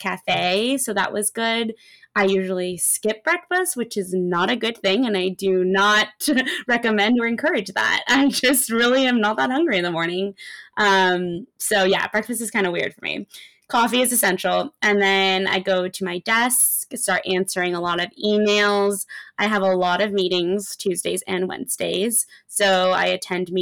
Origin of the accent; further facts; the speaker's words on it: Los Angeles, California, United States; I am from LA. I've lived in LA my whole life.